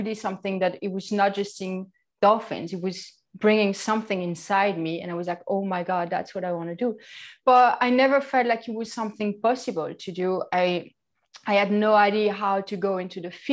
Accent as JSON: {"language": "English", "region": "Grand Est", "country": "France", "tie": "born or raised there", "accent": "French", "second_language": "English", "moved": "yes", "said": "I'm from France, obviously. I think you can really hear it."}